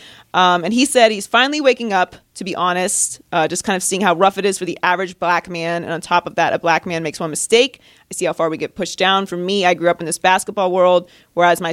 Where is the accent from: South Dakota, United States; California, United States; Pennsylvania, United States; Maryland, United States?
Pennsylvania, United States; Pittsburgh; moved away; Pittsburgh is my hometown